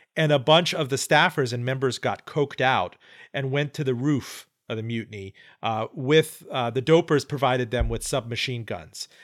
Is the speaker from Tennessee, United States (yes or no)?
no; Miami, Florida, United States; when I was growing up in Miami.